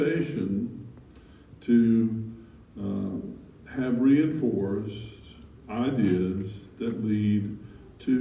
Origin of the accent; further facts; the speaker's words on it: Alabama, United States; growing up in the Methodist church in my little town, my hometown in Alabama